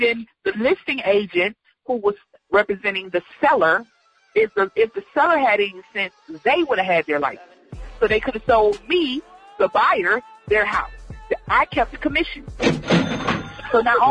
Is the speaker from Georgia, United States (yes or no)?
yes; Georgia, United States; also born or lived in Cleveland, Ohio; I grew up in Georgia